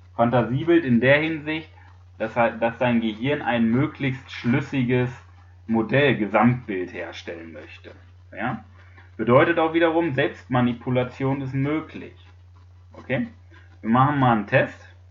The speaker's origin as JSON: {"language": "German", "country": "Germany", "said": "bei uns in Deutschland"}